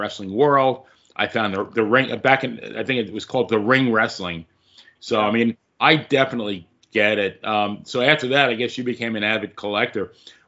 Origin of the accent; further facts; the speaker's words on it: Long Island, New York, United States; I grew up in Long Island